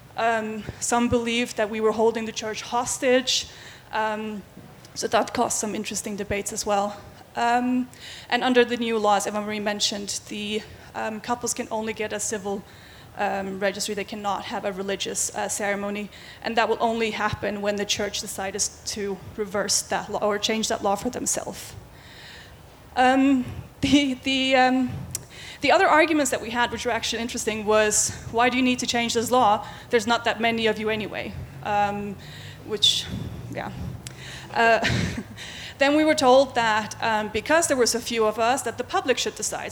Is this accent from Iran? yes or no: no; Faroe Islands; now in Denmark; I am from the Faroe Islands. I don't live there. I've lived in Denmark for many years